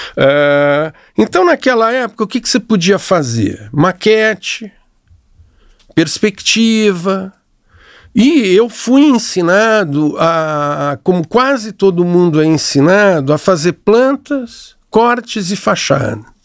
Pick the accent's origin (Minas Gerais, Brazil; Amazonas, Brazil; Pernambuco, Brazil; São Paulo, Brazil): São Paulo, Brazil; moved away as an adult; also born or lived in Rio de Janeiro; comecei a trabalhar em São Paulo, sou paulista